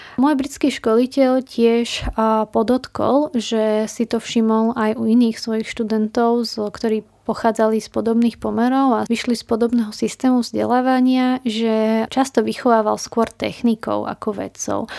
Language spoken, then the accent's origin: Slovak; Slovakia; Prišla som domov na Slovensko